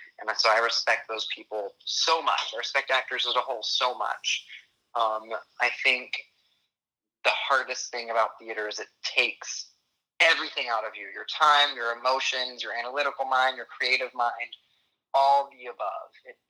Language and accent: English; Texarkana, Texas, United States; also born or lived in Wadley, United States; So yes, Texarkana, my whole life. I was born in Wadley on the Arkansas side